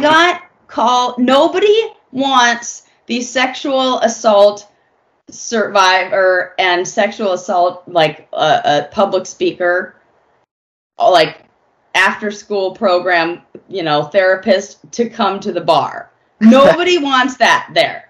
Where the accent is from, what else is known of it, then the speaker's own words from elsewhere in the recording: Los Angeles, California, United States; also born or lived in San Francisco; I'm born and raised in Los Angeles.